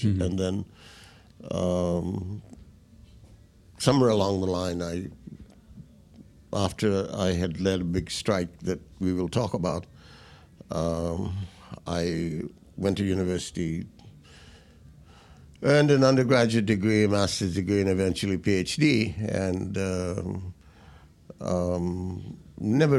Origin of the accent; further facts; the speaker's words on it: Fiji; Fiji is a country where I grew up